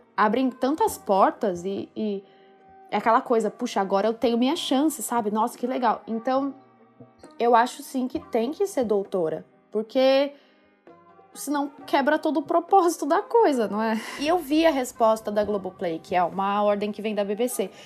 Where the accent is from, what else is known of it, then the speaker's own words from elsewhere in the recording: Ribeirão Preto, São Paulo, Brazil; moved away as an adult; also born or lived in Batatais; Eu nasci em São Paulo. Na verdade, não na cidade, eu sou do interior. É, eu nasci numa cidade eu nasci em Ribeirão Preto, mas a minha família é de Batatais. E, mas eu sempre morei em São Paulo